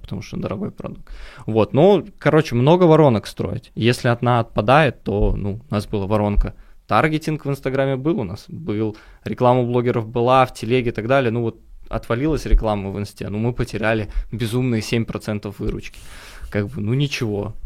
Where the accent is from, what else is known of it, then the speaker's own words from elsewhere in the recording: Minsk, Belarus; now in Moscow, Russia; я сам из Беларуси, из Минска